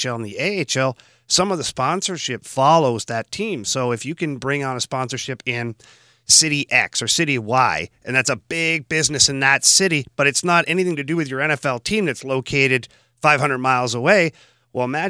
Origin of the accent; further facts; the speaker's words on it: Canada; now in St. Louis, United States; being a Canadian